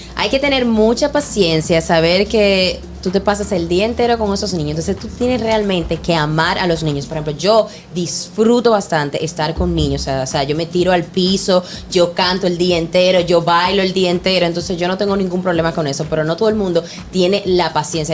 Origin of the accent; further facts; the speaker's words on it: Dominican Republic; nosotros los dominicanos